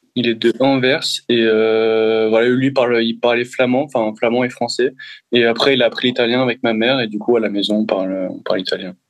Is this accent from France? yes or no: yes; France